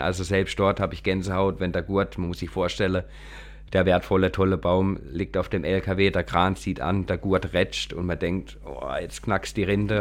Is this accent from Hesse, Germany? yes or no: no; Kappel-Grafenhausen, Baden-Württemberg, Germany; ich komme aus Kabelgrafhausen.